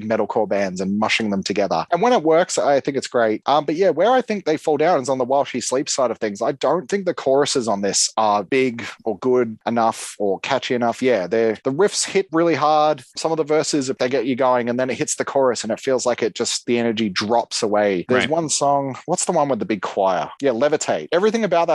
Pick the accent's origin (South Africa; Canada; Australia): Australia; Melbourne, Victoria; We come from Melbourne, Australia